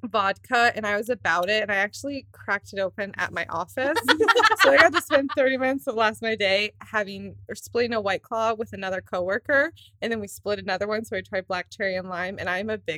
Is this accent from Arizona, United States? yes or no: yes; Scottsdale, Arizona, United States; moved away; we are literally podcasting from Scottsdale, Arizona, the bedroom that I grew up in.